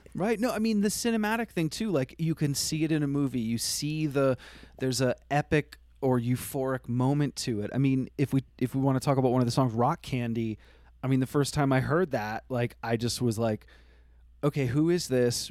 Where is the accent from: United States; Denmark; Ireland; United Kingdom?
United States; Vermont; I grew up in Vermont